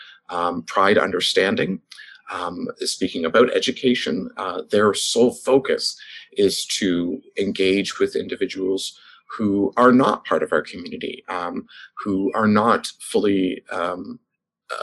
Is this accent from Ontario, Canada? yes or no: yes; Toronto, Ontario, Canada; now in London, Canada; I'm from Toronto.